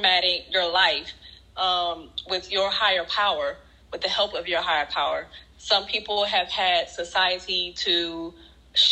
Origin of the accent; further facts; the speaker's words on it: Alabama, United States; now in Virginia, United States; I'm from Alabama